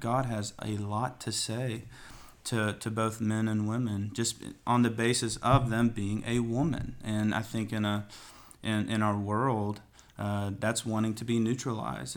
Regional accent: Athens, Tennessee, United States; now in Knoxville, United States; Grew up in Athens, Tennessee, where we just planted the church. So I was born here in Knoxville, and then, uh, went down there for the rest of my life

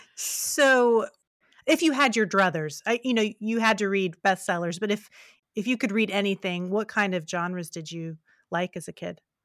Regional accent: West Virginia, United States; moved away; also born or lived in rural Kentucky; I'm from West Virginia originally

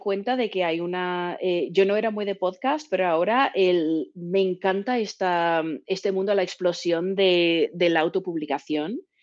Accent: Texas, United States; now in San Francisco, United States; yo soy de Texas

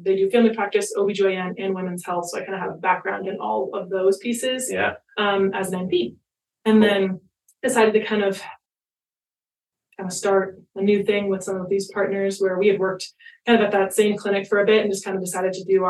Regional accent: Colorado, United States; And my background, I'm actually born and raised in Colorado, so kind of fun being native.

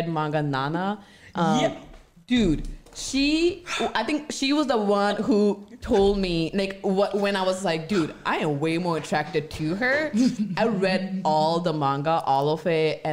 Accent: India; moved away; So I grew up in India.

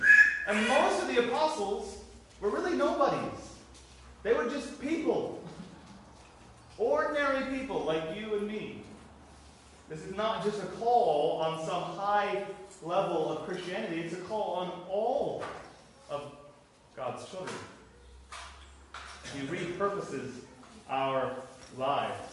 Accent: Florida, United States; now in Ireland; I'm from Florida

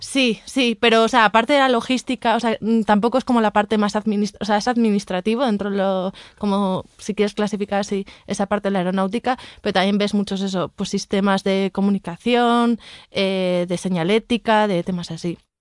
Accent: a town in the Basque Country, Spain; now in Mexico City, Mexico; Soy de Yodio, de un pueblo del País Vasco

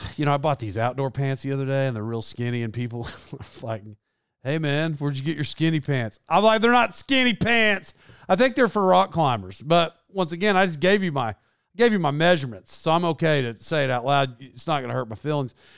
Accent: Locust Grove, United States; moved away; I'm from Locust Grove originally

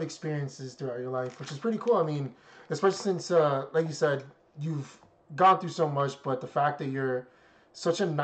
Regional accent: New York City, New York, United States; now in California, United States; I'm from the Bronx

